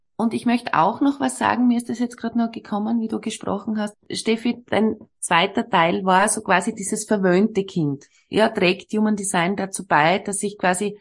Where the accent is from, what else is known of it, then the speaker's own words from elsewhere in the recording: Austria; bei uns in Österreich